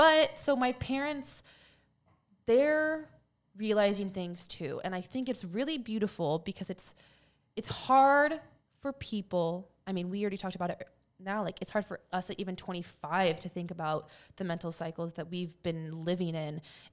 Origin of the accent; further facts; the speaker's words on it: Philippines; And because we're Filipino, but we're half Filipino.